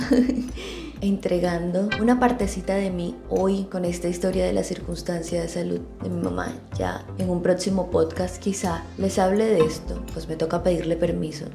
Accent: Barranquilla, Atlántico, Colombia; como dicen, decimos aquí en mi tierra, en Barranquilla, Colombia

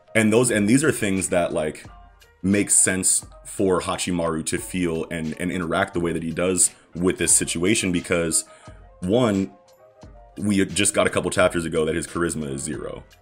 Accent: United States; I'm an American

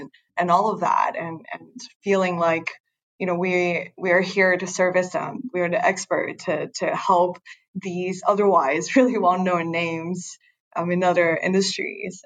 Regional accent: China; moved away as an adult; also born or lived in United States / New York; now in Hong Kong; I was born and raised in China, and then I went to the US for college

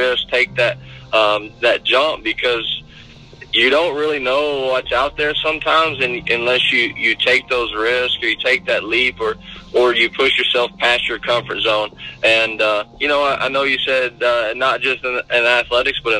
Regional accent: United States; moved away as an adult; all my ties in my hometown, which was Gulf Lake for so long

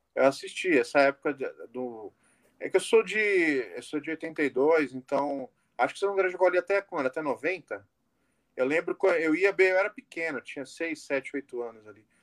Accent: Santo André, São Paulo, Brazil; eu nasci ali no Jaçatuba

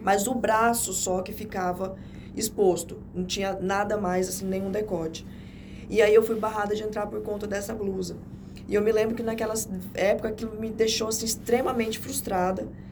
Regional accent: Jaru, Rondônia, Brazil; now in Porto Velho, Brazil; eu sou do interior, né? Eu nasci em Jaru

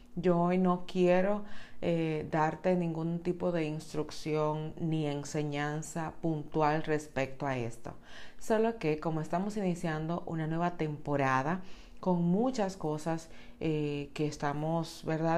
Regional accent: Dominican Republic; en República Dominicana, que es mi país natal

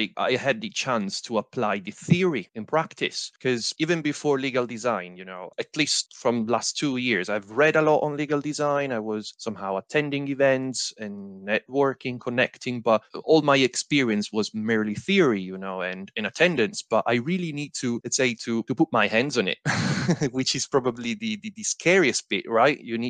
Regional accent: Italy; now in Bristol, United Kingdom; I'm originally from Italy, but now in the UK, in Bristol

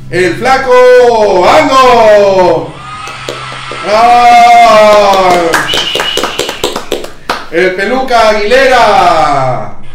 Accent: Ecuador; Como ecuatorianos tenemos la idea de cómo utilizar de manera correcta la tecnología.

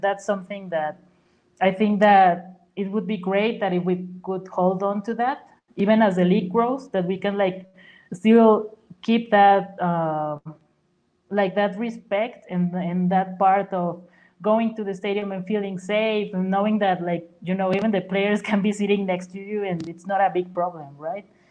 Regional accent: Huasteca, Mexico; now in San Luis Potosí, Mexico; I'm actually from the Huasteca region, uh, which is like three hours away

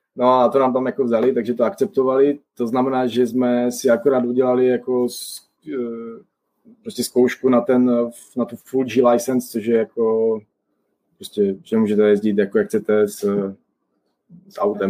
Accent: Czechia; moved away as an adult; now in Toronto, Canada; my jediní prostě Češi, že s českým pasem

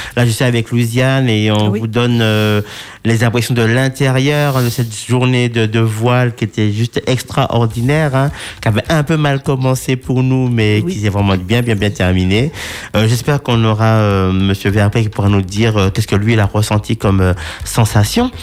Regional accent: Martinique; chez nous en Martinique

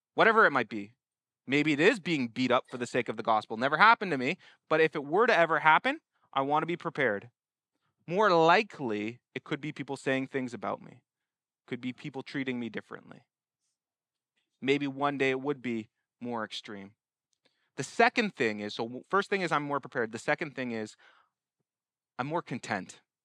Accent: Canada; I'm a Canadian here

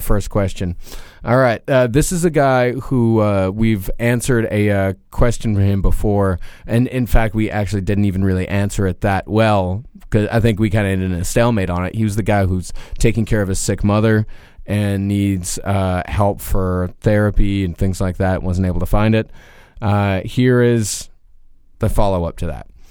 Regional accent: Rochester, Texas, United States; now in New York City, United States; I can't go to my hometown, uh, because Craigslist don't exist for Rochester, Texas

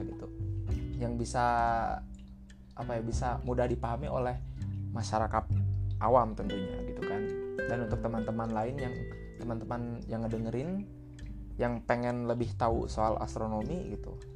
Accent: Sunda, Indonesia; saya ini orang Sunda

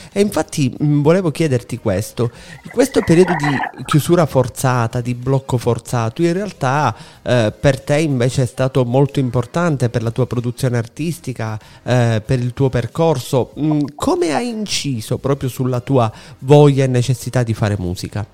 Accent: Sicily, Italy; noi siciliani

